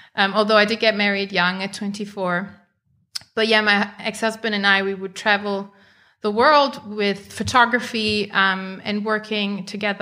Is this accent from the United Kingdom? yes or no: no; Germany; I grew up in Germany